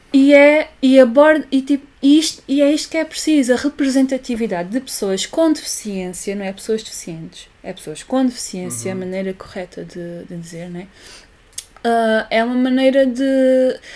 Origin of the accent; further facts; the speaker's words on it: Olhão, Algarve, Portugal; accent: Olhão; nós somos de Olhão